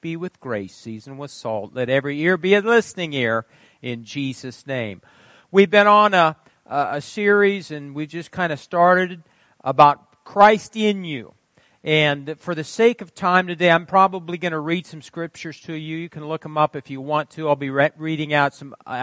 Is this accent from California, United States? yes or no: no; Fairbury, Nebraska, United States; moved away; I was from Fairbury. We were different down there